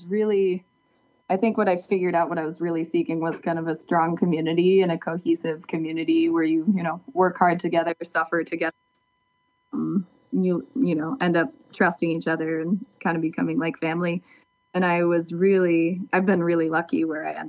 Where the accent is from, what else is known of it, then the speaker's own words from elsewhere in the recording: southwest Minnesota, United States; moved away; I grew up in Minnesota, but in the southwest corner